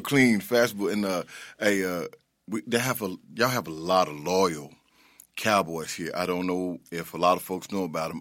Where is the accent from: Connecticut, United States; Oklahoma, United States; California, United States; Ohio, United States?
Oklahoma, United States; Okmulgee; moved away as an adult; now in Memphis, United States; I'm originally from Oklahoma